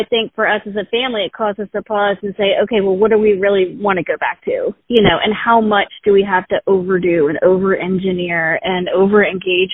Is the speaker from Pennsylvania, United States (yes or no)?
no; Richmond, Virginia, United States; I was born and raised in Richmond, Virginia. I still live in Richmond, Virginia